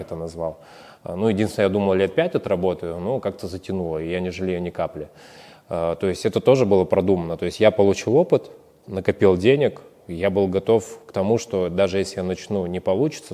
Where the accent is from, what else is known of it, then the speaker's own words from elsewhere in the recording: Siberia, Russia; moved away; мы из Сибири